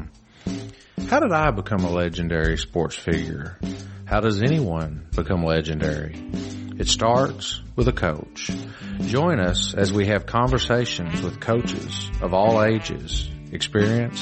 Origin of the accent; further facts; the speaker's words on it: Reidland, Kentucky, United States; I grew up in Reedland